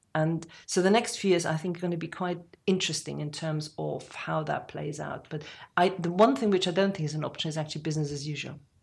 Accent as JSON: {"language": "English", "country": "Germany", "tie": "born or raised there", "moved": "yes", "lives_now": "United Kingdom", "said": "someone like me who was born in Germany, I would never say I'm English, uh, but I, I very easily can say British"}